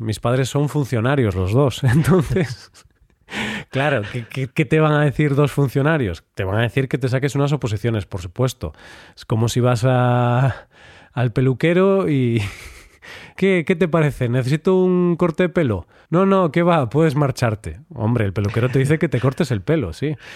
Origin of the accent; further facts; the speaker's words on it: Galicia, Spain; Yo ya sabes que soy gallego